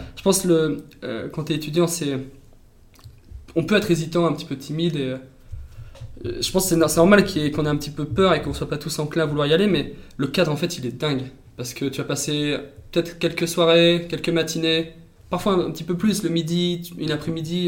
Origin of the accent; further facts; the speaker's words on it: Valence, Auvergne-Rhône-Alpes, France; moved away as an adult; also born or lived in Toulouse; je viens de, la Drôme, de Valence